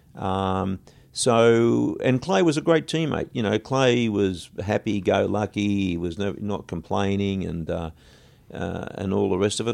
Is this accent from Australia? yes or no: yes; Australia; moved away as an adult; also born or lived in London; we're from Australia